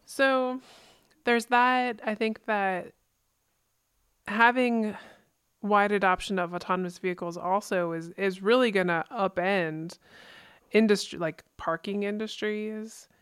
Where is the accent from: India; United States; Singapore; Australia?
United States; East Coast; growing up in the East Coast